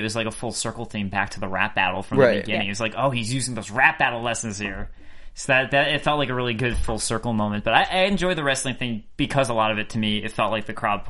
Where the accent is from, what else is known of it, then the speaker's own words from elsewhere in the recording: Midwest, United States; I mean, like, I guess I'm from the Midwest, and I don't know if I think of it as a Midwestern thing specifically.